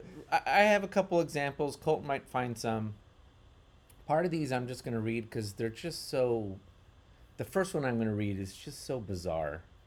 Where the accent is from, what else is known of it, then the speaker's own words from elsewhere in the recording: United States; as American, but also Western Chris-, Christians